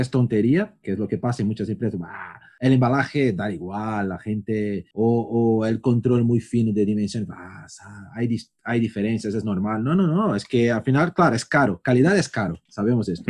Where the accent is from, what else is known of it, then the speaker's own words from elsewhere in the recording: São Paulo, Brazil; moved away; also born or lived in Barcelona / Madrid; yo que por ejemplo vengo de São Paulo, que es un caos, después Barcelona, Madrid